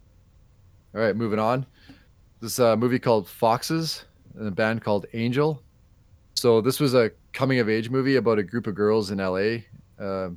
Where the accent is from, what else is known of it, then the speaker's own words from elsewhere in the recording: Canada; we're Canadian